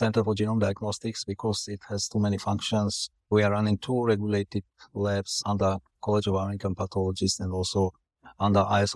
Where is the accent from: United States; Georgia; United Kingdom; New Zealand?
Georgia; now in Singapore; I'm originally from Georgia